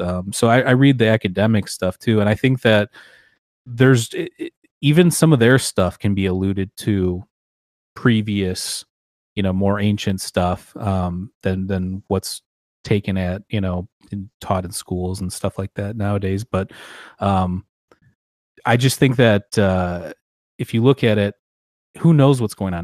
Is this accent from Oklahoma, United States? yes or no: no; Michigan, United States; we're both from Michigan